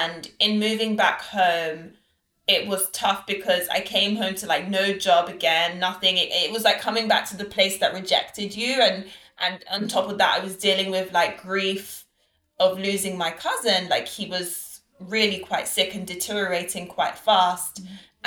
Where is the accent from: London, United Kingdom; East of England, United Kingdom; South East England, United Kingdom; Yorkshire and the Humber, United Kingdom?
London, United Kingdom; moved away as an adult; also born or lived in Lagos, Nigeria; my parents are Nigerian and Trinidadian, but I was born and raised in London